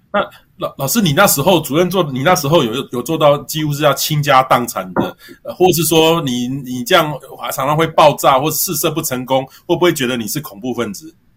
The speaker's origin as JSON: {"language": "Chinese", "region": "Miaoli County", "country": "Taiwan", "said": "对啊，我是苗栗。 我会讲一些点。"}